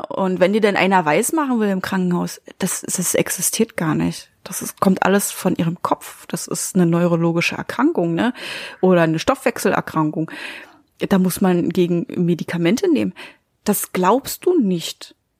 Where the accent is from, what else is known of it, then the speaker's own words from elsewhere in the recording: Germany; bei uns in Deutschland